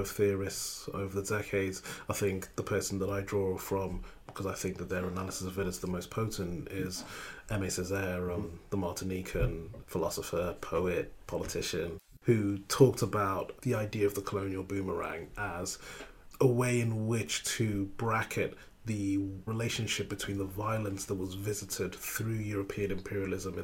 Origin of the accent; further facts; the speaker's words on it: Liverpool, North West England, United Kingdom; also born or lived in Ghana; the place where I grew up in the United Kingdom, which is, you know, Liverpool